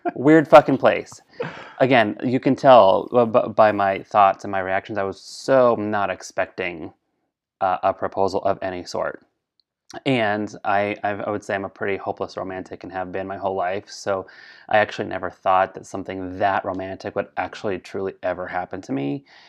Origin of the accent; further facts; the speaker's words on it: Colorado, United States; I was raised in Colorado.